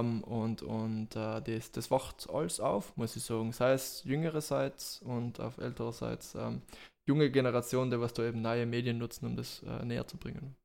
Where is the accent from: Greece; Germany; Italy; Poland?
Italy; Bolzano, Trentino-Alto Adige; moved away as an adult; now in Graz, Austria; bin gebürtiger Südtiroler, geboren in, in, in Bozen